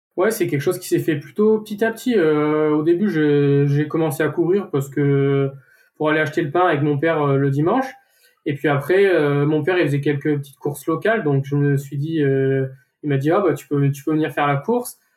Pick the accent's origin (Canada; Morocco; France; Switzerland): France; Saint-Flour, Auvergne-Rhône-Alpes; j'ai grandi dans la ville de Saint-Flour et c'est une petite ville.